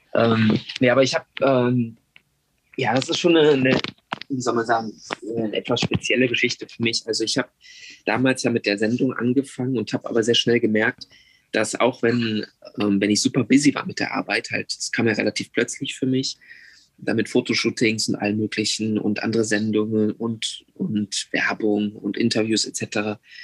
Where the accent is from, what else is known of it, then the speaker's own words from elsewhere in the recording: Germany; moved away as an adult; now in South Korea; ich schon als Deutscher, der Koreanisch spricht